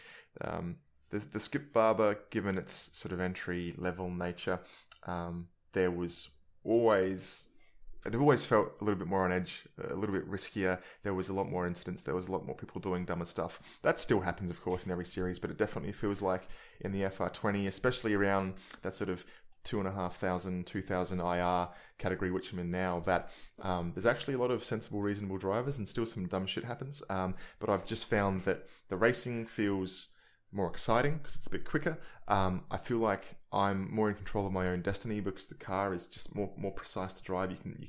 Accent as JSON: {"language": "English", "town": "Adelaide", "region": "South Australia", "country": "Australia", "tie": "born or raised there", "said": "I've been running the Subaru just because growing up in Salisbury and Adelaide, everybody wanted a WRX"}